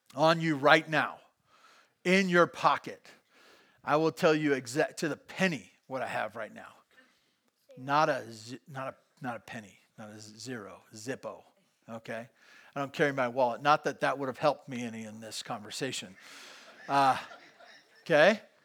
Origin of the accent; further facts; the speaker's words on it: Santa Barbara, California, United States; also born or lived in Bakersfield; I grew up in Santa Barbara